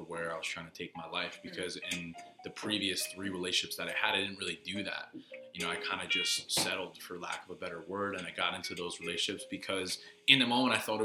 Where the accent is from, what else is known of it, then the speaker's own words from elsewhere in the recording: New York, United States; New York